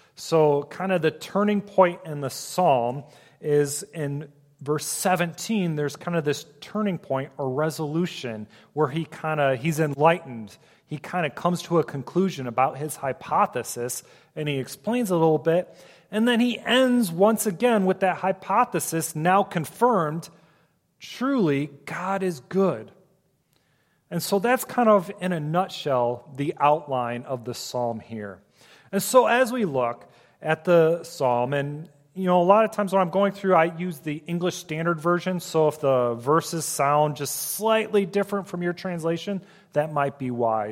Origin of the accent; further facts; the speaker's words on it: Ohio, United States; now in Michigan, United States; I grew up in Ohio, so I am an Ohio State fan